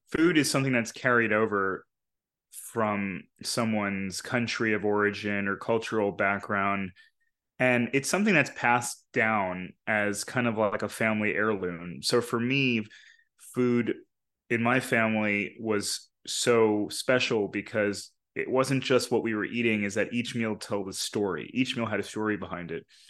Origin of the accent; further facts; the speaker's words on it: New York, United States; the people I grew up around in New York